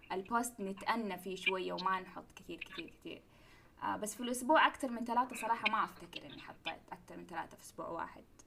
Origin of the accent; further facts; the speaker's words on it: Mecca, Makkah Province, Saudi Arabia; أنا ترى من مكة وأدرس في جدة كنت